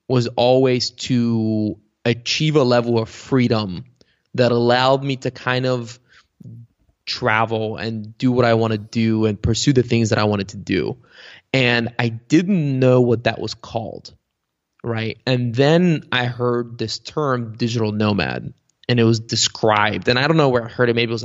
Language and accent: English; Cincinnati, Ohio, United States; English is a second language; also born or lived in Bulgaria; where I grew up in Cincinnati